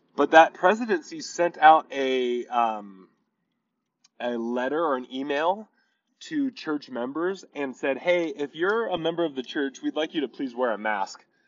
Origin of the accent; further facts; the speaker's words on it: Torrance, California, United States; moved away as an adult; we grew up in Torrance, California, me and Rachel, my wife